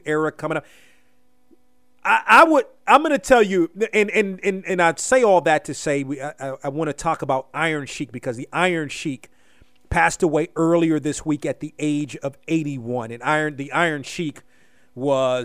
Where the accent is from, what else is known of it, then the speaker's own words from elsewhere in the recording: Washington, United States; So I grew up in the Washington area